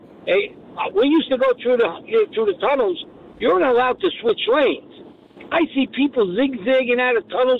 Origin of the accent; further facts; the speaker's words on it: New York City, New York, United States; now in Staten Island, United States; And I'm from Brooklyn.